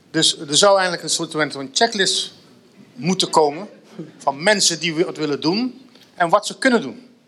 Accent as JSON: {"language": "Dutch", "country": "Suriname", "tie": "born or raised there", "moved": "yes", "lives_now": "Netherlands", "said": "ik ben in Suriname geboren, dus vertel me niks."}